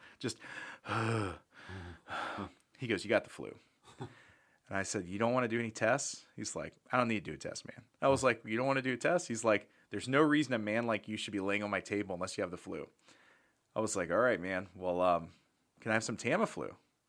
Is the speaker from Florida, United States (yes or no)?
yes; Tampa, Florida, United States; I'm from Tampa where everything's overpriced and you can just make a lowball offer and they'll respond.